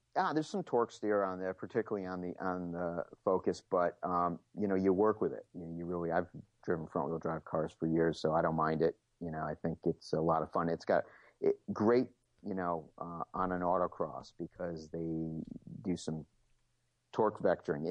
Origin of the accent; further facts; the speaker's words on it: United States; I'm an American, so I love muscle cars